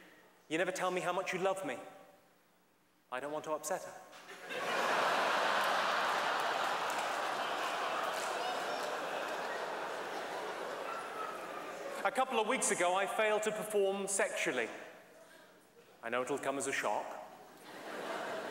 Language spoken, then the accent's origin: English; England, United Kingdom; I'm from England.